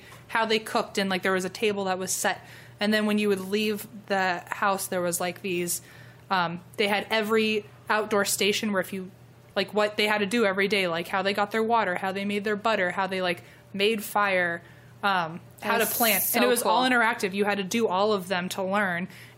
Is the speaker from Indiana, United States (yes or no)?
no; Virginia, United States; moved away; I grew up in Virginia